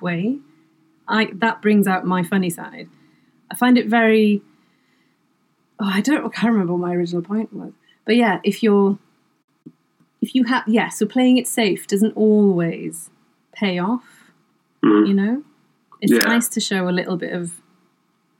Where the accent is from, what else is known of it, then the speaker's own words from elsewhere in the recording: Wales, United Kingdom; first language Welsh; English is a second language; my first language is Welsh.